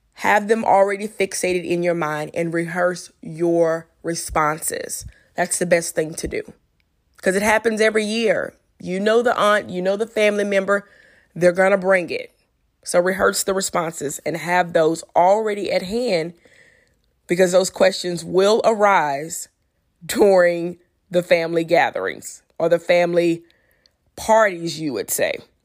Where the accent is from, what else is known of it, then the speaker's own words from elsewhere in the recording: Louisiana, United States; I'm from Louisiana